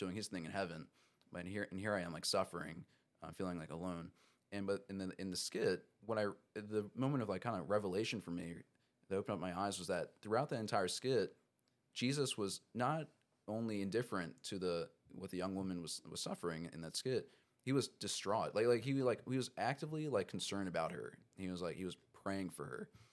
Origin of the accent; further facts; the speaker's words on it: Baltimore County, Maryland, United States; so I'm from Maryland. Grew up in Maryland, uh, Baltimore County area